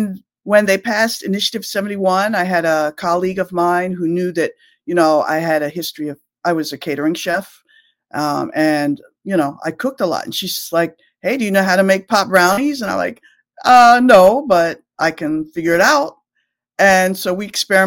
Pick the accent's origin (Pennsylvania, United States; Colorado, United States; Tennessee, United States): Pennsylvania, United States; rural; moved away as an adult; also born or lived in Delaware; now in Washington, D.C., United States; I'm from rural Pennsylvania and in the boonies